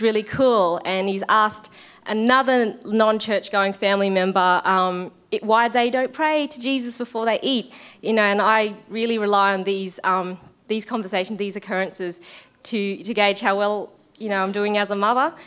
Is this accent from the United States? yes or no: no; Australia; I'm Australian and my husband is Kiwi